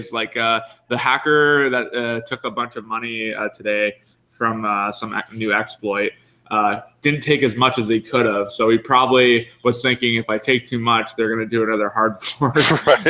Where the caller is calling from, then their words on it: Vancouver, British Columbia, Canada; But yeah, I'm live calling from Decontrol. It's a meetup space here in Vancouver